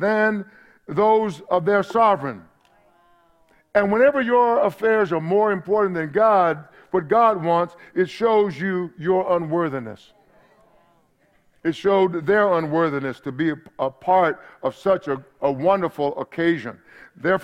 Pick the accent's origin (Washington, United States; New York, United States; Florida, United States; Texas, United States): Texas, United States; East; back home when I grew up in East Texas